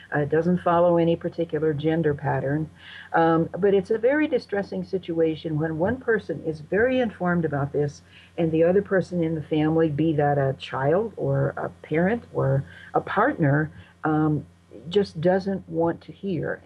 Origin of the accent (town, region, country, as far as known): United States